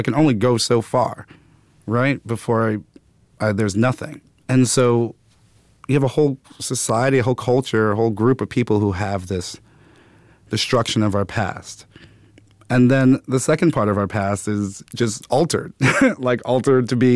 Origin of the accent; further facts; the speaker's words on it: New York City, New York, United States; I grew up in Brooklyn, Bed-Stuy, then Clinton Hill.